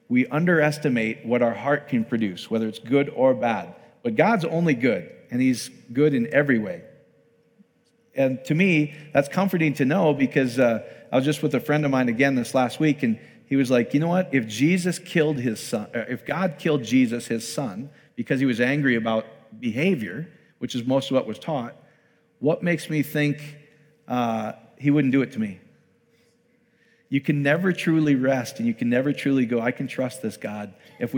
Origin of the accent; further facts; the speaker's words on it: Iowa, United States; I'm from Iowa, speak slowly.